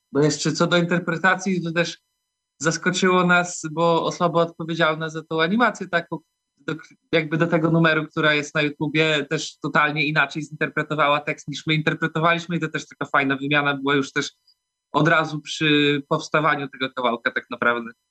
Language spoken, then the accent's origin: Polish; Białystok, Podlaskie Voivodeship, Poland; jesteśmy z Białego Stoku, albo okolic wszyscy